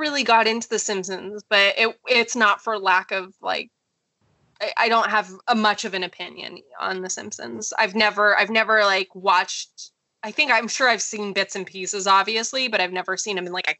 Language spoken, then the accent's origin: English; Chapel Hill, North Carolina, United States; now in Los Angeles, United States; I grew up in North Carolina.